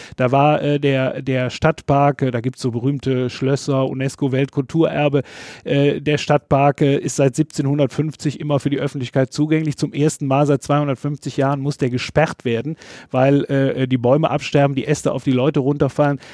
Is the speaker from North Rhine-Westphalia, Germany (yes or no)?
yes; North Rhine-Westphalia, Germany; in dem Dorf, wo ich aufgewachsen bin